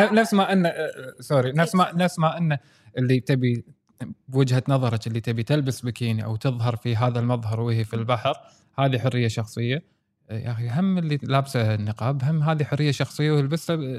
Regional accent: Kuwait; الكويت في عندنا درجه انفتاح عاليه

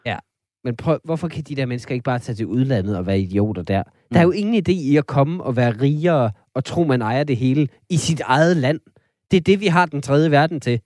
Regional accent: Vendsyssel, North Denmark Region, Denmark; jeg er fra Vendsyssel

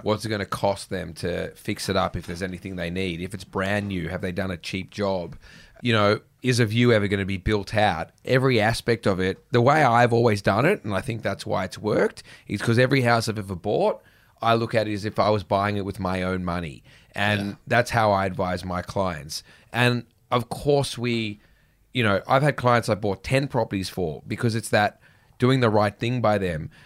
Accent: Sydney, New South Wales, Australia; I grew up in the North Shore

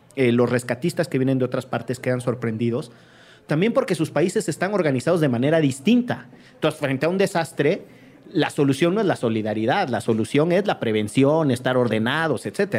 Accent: Mexico; nos define como mexicanos

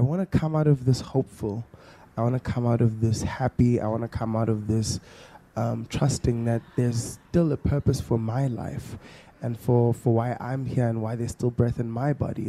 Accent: Johannesburg, Gauteng, South Africa; growing up in Mondio, my friends and I would pretend to have these big concerts

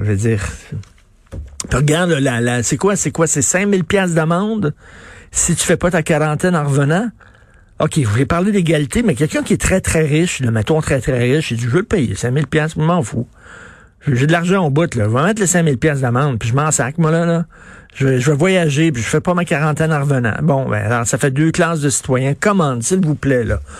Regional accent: Montreal, Quebec, Canada; je viens d'un milieu très modeste. Je viens de Verdun, mon père travaillait dans une shop

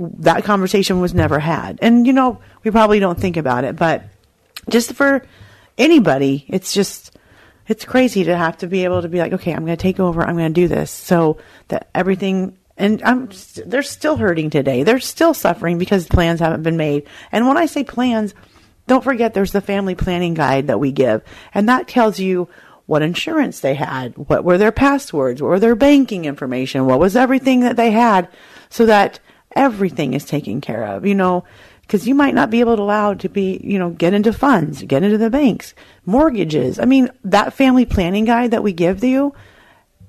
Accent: Colorado, United States; I'm from Colorado

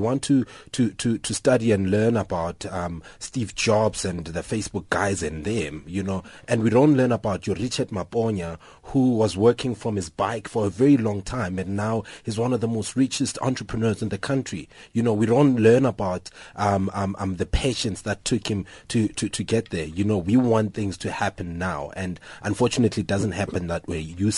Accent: Tsakane, Gauteng, South Africa; I'm from Tsakane in the East Rand.

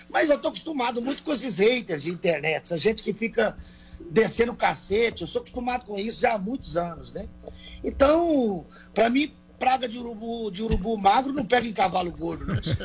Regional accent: Brazil; nós somos pessoas do interior do Brasil

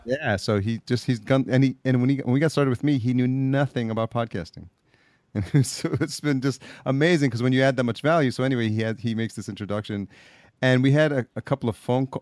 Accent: Yonkers, New York, United States; also born or lived in El Salvador; just outside New York City, Yonkers, New York, oh, is oh, yeah. where uh, I was raised up and uh, went to school.

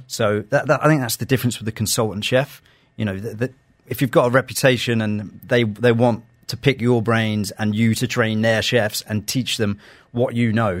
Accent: London, United Kingdom; now in Dubai, United Arab Emirates; with me growing up in London, a lot of my a lot of my years in London

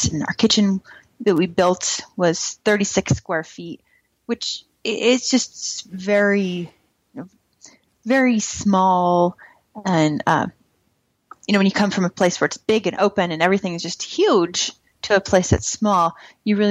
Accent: Montana, United States; moved away; also born or lived in Berlin, Germany; when I was a kid growing up in Montana

